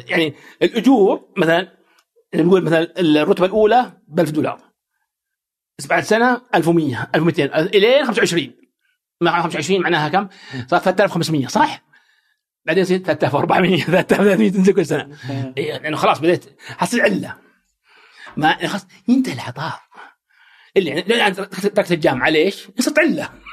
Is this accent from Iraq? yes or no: no; Saudi Arabia; also born or lived in United States; عندنا في السعوديه